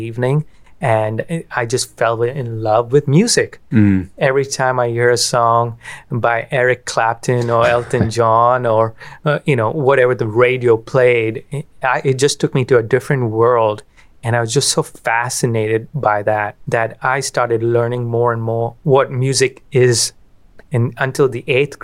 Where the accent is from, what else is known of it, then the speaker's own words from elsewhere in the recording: Kolkata, West Bengal, India; moved away as an adult; I grew up in Calcutta, India.